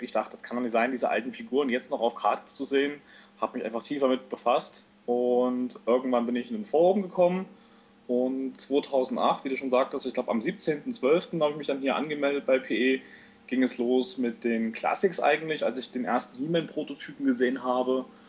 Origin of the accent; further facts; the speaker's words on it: East Germany, Germany; als Ossi-Kind, kam mit dem Videorekorder rüber